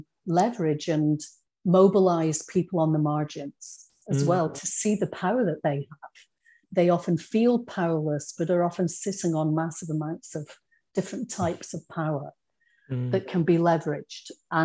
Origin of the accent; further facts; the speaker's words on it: Scotland, United Kingdom; accent: Scottish; moved away as an adult; also born or lived in England; now in Australia; I grew up in Scotland, but had been born in England and with English parents. And I lost that accent really quickly